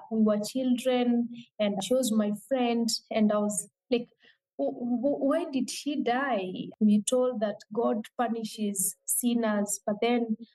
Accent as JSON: {"language": "English", "region": "Meru County", "country": "Kenya", "moved": "yes", "lives_now": "Nairobi, Kenya", "said": "I come from a region in Kenya called Meru. Meru is uh, the lower eastern part of Kenya, but I currently live in Nairobi, which is the capital city of Kenya."}